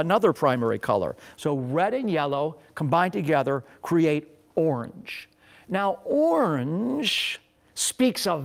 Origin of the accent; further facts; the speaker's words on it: Beachwood, Ohio, United States; also born or lived in Pepper Pike, Ohio; We grew up in Beechwood, Ohio, a suburb of eastern Cleveland. And when I was 12 years old, we moved to Pepper Pike, Ohio, which was also a suburb in eastern Cleveland.